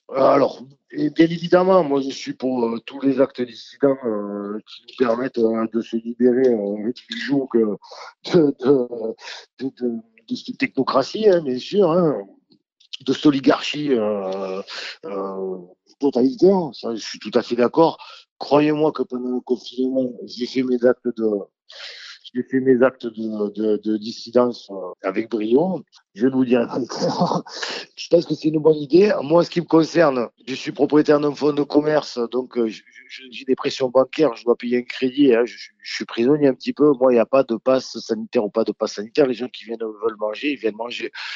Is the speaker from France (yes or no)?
yes; France; je suis français